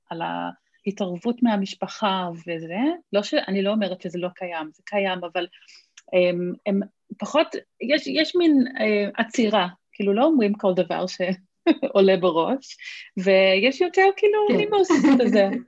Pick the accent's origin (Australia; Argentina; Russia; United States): Australia; now in Israel; אני, כאילו, מכיוון שגדלתי באוסטרליה וכאילו זה התרבות שלי, הייתי ממש בשוק